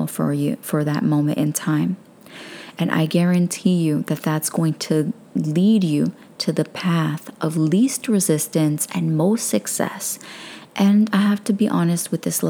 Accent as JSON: {"language": "English", "town": "New York City", "region": "New York", "country": "United States", "said": "I'm a girl from Brooklyn"}